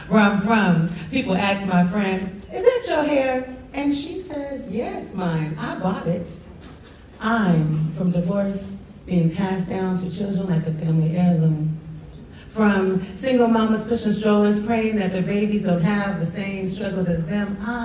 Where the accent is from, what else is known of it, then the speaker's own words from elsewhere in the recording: Pacific Northwest, United States; Grew up in the Pacific Northwest, a place where rain falls more than sun shines. I'm from Douglas firs and pine trees, where we walk under waterfalls, drive up windy roads, and escape to the beaches on the Oregon coast.